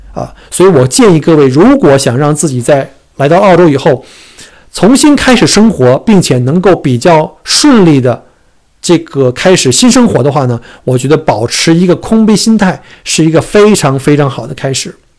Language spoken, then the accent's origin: Chinese; China; moved away as an adult; now in Melbourne, Australia; 我们不可能从中国过来两天三天